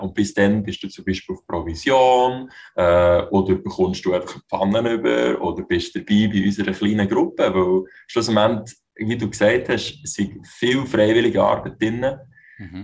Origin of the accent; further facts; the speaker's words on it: Switzerland; ich bin in der Schweiz geboren